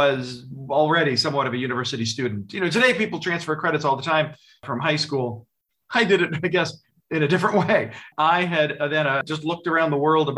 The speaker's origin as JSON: {"language": "English", "town": "Seattle", "region": "Washington", "country": "United States", "tie": "born or raised there", "also_born_or_lived": "Pittsburgh", "moved": "as an adult", "said": "I grew up in around Seattle"}